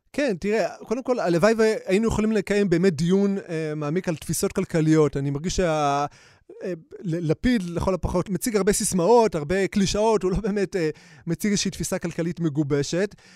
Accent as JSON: {"language": "Hebrew", "town": "Bnei Brak", "region": "Tel Aviv District", "country": "Israel", "tie": "born or raised there", "said": "גדלתי בבני ברק, עמוק עמוק בתוך uh, הקסבה של בני ברק"}